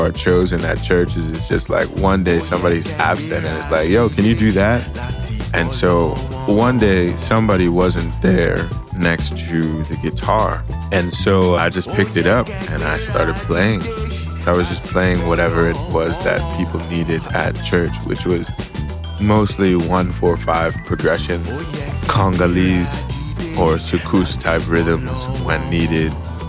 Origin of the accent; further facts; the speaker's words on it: Philadelphia, Pennsylvania, United States; I grew up in West Philly. And it was like in the morning, we would wake up and pray, and everything was completely in Yoruba or Hausa.